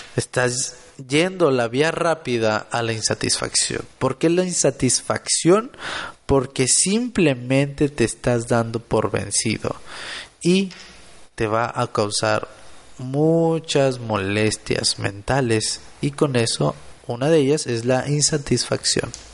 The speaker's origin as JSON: {"language": "Spanish", "town": "Monterrey", "region": "Nuevo León", "country": "Mexico", "said": "Soy de Monterrey, Nuevo León"}